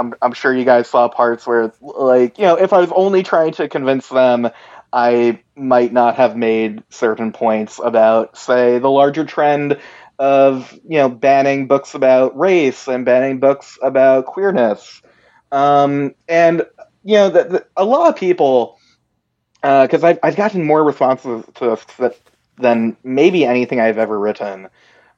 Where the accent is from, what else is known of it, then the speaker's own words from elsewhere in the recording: United States; me, as a American Jew